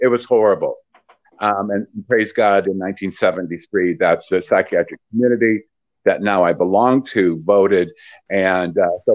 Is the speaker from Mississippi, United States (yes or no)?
no; Peoria, Illinois, United States; I'm from Peoria, Illinois, born and raised there